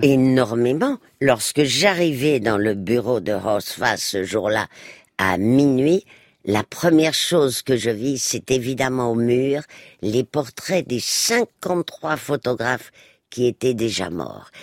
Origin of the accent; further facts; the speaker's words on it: Spain; moved away; moi qui ai passé mon enfance en Espagne